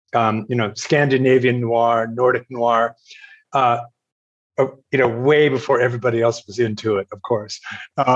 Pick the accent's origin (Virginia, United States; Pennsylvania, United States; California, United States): Virginia, United States; Lynchburg; moved away as an adult; now in Kathmandu, Nepal; I grew up in the United States, in the state of Virginia